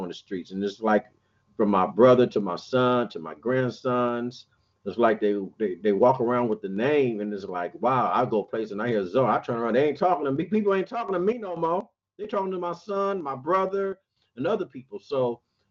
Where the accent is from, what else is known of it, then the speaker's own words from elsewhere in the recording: Compton, California, United States; I'm from Compton